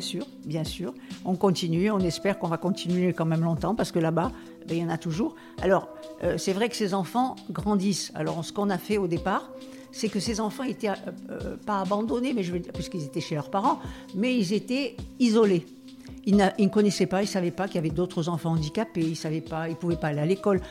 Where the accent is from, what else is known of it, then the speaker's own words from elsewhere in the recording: Algeria; now in France; mon enfance, je, je suis née en Algérie